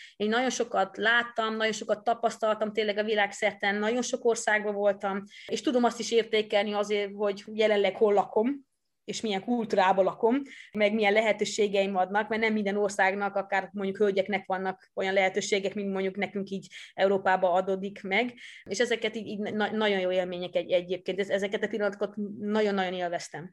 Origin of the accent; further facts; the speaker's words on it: Netherlands; first language Dutch; Hungarian is a second language; now in Hungary; eredetileg Hollandiába származom, ott születtem is, ott nőttem is föl